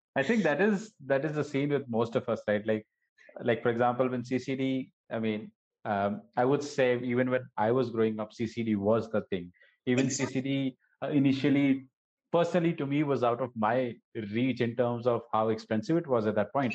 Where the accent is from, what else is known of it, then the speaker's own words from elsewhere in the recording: Gujarat, India; I grew up in Gujarat